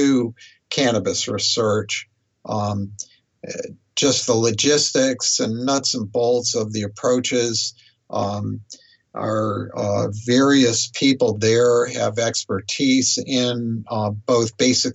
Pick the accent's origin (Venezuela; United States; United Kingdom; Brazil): United States; I've resided in the U.S. all this time